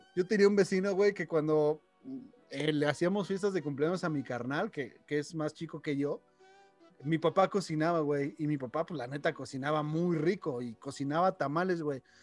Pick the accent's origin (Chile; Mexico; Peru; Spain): Mexico; Mexico City; now in León, Mexico; Aquí en León, yo vengo de Ciudad de México